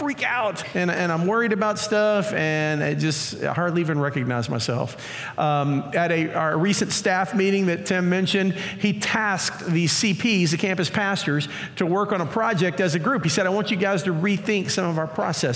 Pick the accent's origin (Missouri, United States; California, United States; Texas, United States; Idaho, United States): Texas, United States; Pearland; I grew up in the Pearland area, went to Pearland schools